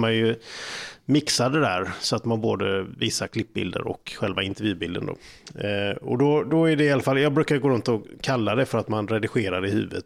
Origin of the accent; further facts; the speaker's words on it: Falkenberg, Halland County, Sweden; Det är ju min hemstad.